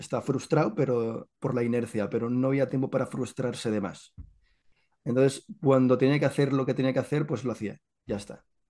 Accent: Catalonia, Spain; Yo soy catalán, soy catalán

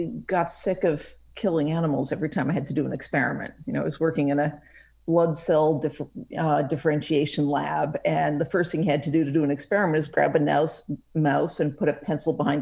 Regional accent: Woods Hole, Massachusetts, United States; I grew up in Woods Hole, Massachusetts, which is a pretty amazing place

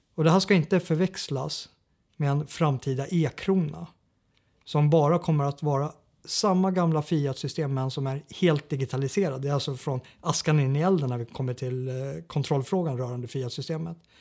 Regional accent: Sweden; som svensk eh, regimkritiker

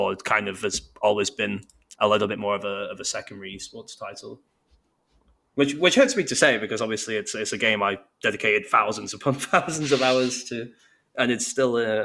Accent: Bolton, North West England, United Kingdom; moved away as an adult; now in Manchester, United Kingdom; I'm originally from Bolton

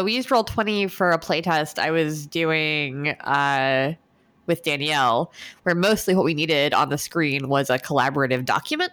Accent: United States; me being American

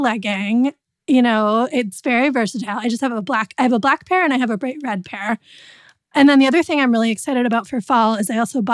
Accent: Connecticut, United States; I'm from Connecticut, so I can't not be preppy sometimes

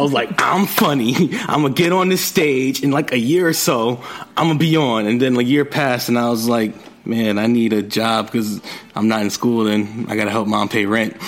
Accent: New York City, New York, United States; I'm from Jamaica, Queens

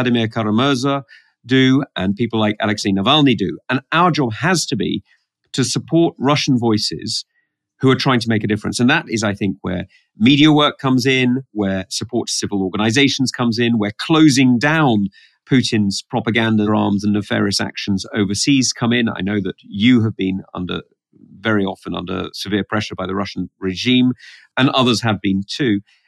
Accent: United Kingdom; I am a British politician.

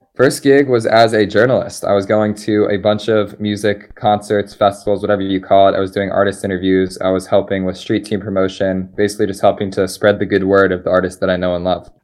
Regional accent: Philadelphia, Pennsylvania, United States; moved away as an adult; also born or lived in Colorado; I'm from Philadelphia

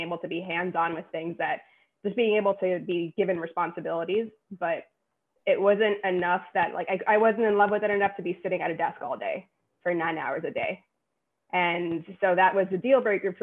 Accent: New York City, New York, United States; I'm a New Yorker, born and raised in Queens, still live in Queens

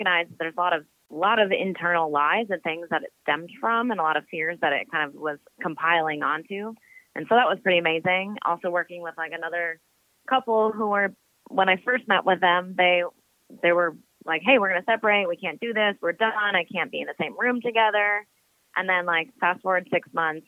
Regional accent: Minnesota, United States; moved away; also born or lived in Phoenix, Arizona; I was born in Phoenix, Arizona, but raised in Minnesota

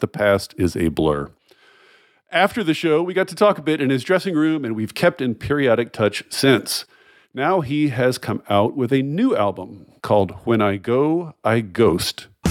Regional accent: the South, United States; we were both born in the South, born and raised in the South

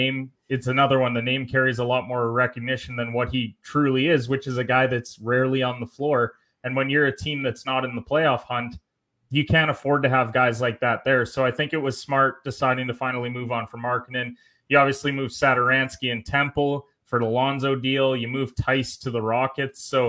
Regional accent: Canada; I'm Canadian

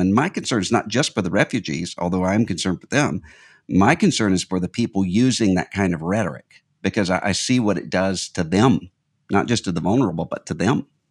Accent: Mississippi, United States; a Southern comedian from my home state of Mississippi

